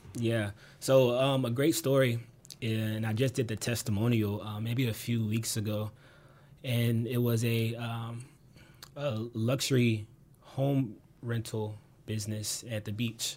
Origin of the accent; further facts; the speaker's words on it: Gwinnett County, Georgia, United States; also born or lived in Atlanta, Georgia; I grew up in Gwinnett, in Gwinnett County.